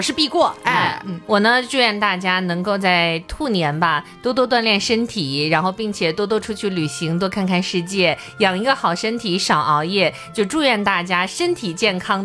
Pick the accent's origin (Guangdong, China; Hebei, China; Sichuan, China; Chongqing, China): Chongqing, China; moved away as an adult; now in Hangzhou, China; 我妈、我弟弟，我们三个人留在重庆的，就是相当于城区里面